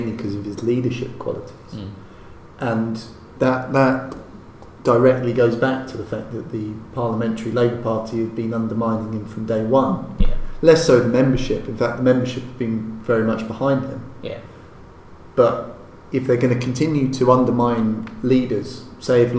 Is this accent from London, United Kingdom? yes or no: yes; London, United Kingdom; as a Londoner